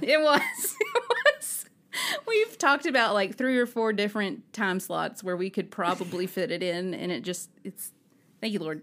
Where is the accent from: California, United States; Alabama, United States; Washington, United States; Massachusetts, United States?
Alabama, United States; I'm from Alabama